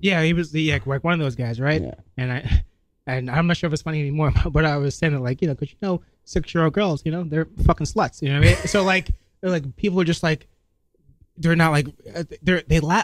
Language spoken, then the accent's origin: English; New York City, New York, United States; also born or lived in Albany, New York; I'm from Brooklyn